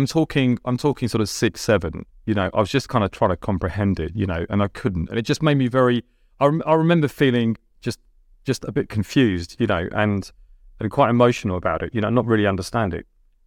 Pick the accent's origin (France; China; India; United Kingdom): India; Delhi; English is a second language; Yeah, well, I couldn't speak English. You know, I could speak 4 Indian dialects. You know, I couldn't speak English. We moved from quite a large house, you know, in the suburbs of Delhi to one bedroom.